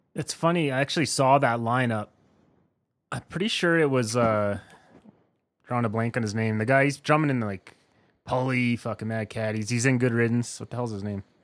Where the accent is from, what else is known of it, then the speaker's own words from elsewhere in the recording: eastern Saskatchewan, Canada; now in Alberta, Canada; I grew up in eastern Saskatchewan and I lived in town.